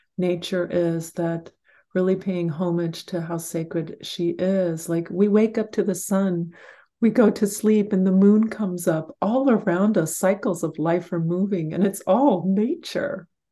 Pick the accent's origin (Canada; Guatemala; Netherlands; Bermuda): Guatemala; moved away; I grew up in Guatemala